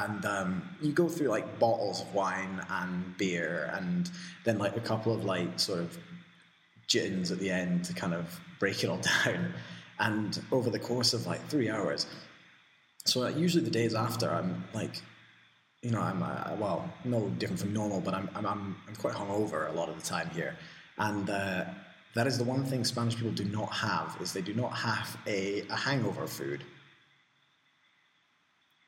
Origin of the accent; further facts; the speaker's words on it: Scotland, United Kingdom; moved away as an adult; now in Spain; And I'm Scottish